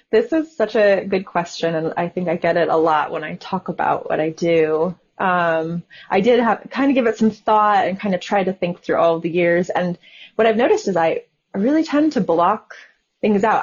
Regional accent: Southwest, United States; I'm from the Southwest

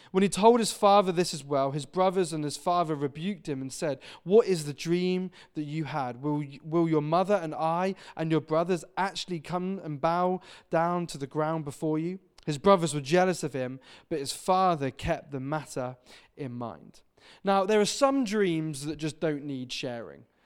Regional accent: Devon, South West England, United Kingdom; now in Wirral, United Kingdom; I'm originally from Devon.

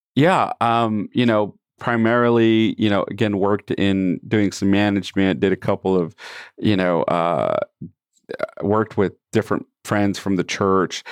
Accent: San Antonio, Texas, United States; also born or lived in Michigan; I grew up primarily in San Antonio, did a couple of preteen years in, uh, Michigan

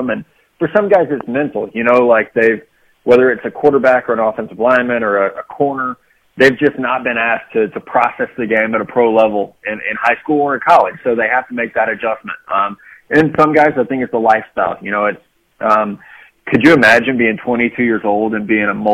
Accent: Missouri, United States; I'm from Missouri

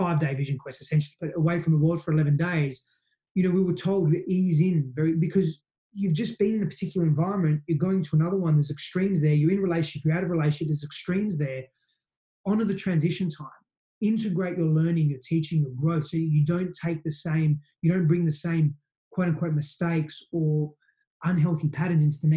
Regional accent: Australia; I'm Aussie in parts

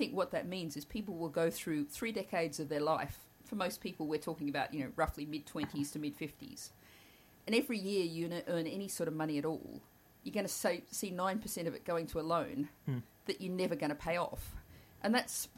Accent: Australia; moved away; the Australia I grew up in was very monolingual

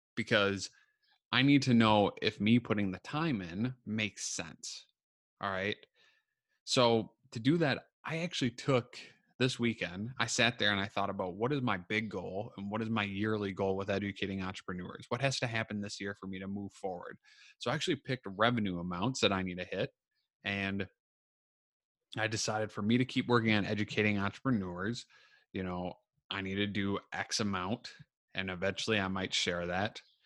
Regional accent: Minnesota, United States; I'm from Minnesota

